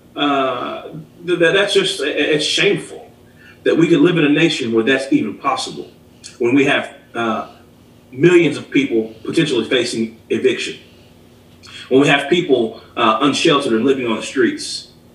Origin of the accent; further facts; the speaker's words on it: Lexington, Kentucky, United States; also born or lived in Alabama; born and raised here in Lexington, lived in Alabama for about four years during high school, came back